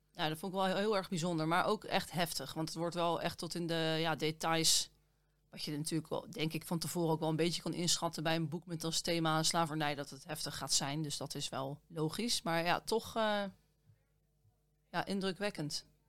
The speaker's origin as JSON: {"language": "Dutch", "country": "Netherlands"}